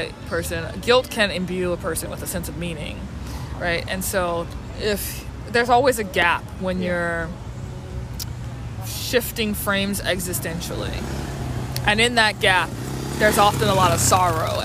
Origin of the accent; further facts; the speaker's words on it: New Orleans, Louisiana, United States; I grew up in New Orleans, which is a deeply Catholic town